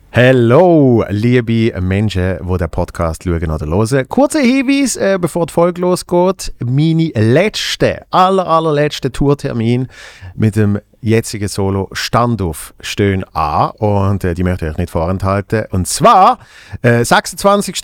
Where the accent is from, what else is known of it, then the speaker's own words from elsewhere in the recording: Basel, Basel-Stadt, Switzerland; im Kulturhaus Hebse in meiner Heimatstadt in Basel